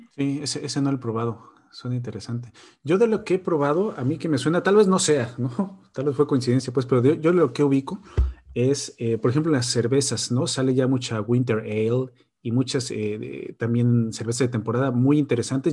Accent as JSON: {"language": "Spanish", "country": "Mexico", "moved": "yes", "said": "Y somos mexicanos, entonces pues, comíamos pozole"}